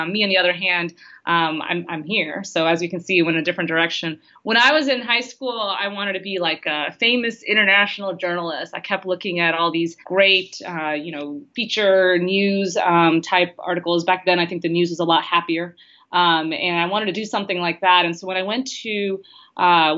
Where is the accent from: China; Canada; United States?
United States; Houston, Texas; also born or lived in St. Louis; I grew up in Houston